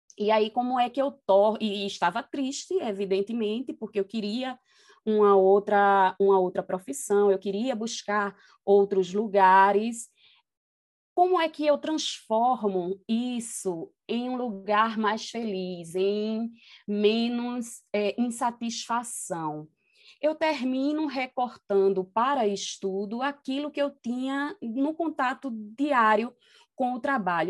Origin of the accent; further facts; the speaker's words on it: Recife, Pernambuco, Brazil; eu nasci é, no Alto José do Pinho e cresci numa comunidade é, na Tamarineira. Isso zona norte do Recife